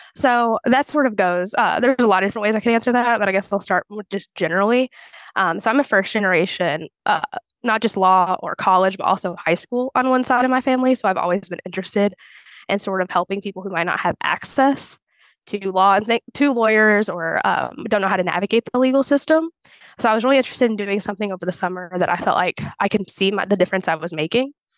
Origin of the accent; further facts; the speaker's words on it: Clarksville, Indiana, United States; also born or lived in Bloomington, Indiana; I'm from Clarksville, Indiana, and I went to undergrad in Bloomington